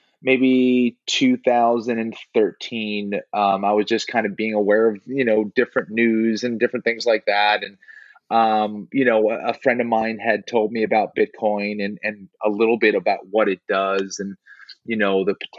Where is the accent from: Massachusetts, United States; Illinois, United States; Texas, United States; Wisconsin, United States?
Massachusetts, United States; Boston; moved away as an adult; also born or lived in South Carolina; now in Los Angeles, United States; I'm originally from Boston. I was there in Boston till about 2000. I was there till the end of 2011